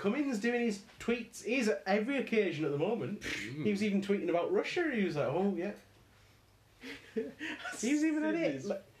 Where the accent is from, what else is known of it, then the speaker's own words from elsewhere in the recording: Carlisle, North West England, United Kingdom; so where are you from? And I was like, Carlisle.